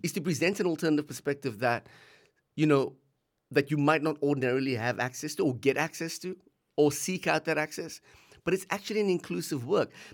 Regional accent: South Africa; now in Australia; we grew up in South Africa, um, just bef-, a few years before the end of apartheid, we left South Africa, came to Australia

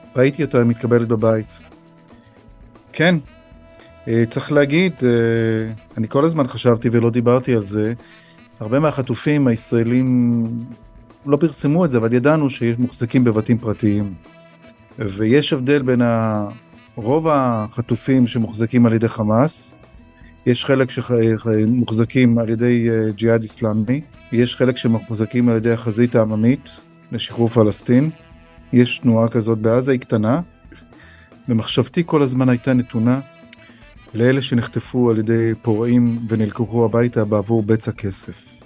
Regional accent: Israel; also born or lived in United States; now in Ness Ziona, Israel; אני נולדתי פה, אני גדלתי פה, זאת מולדתי

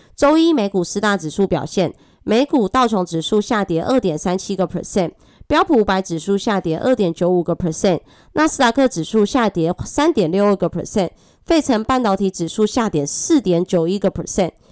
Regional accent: Taiwan; accent: Taiwanese Mandarin; 我是台湾国语界最正的俏妞

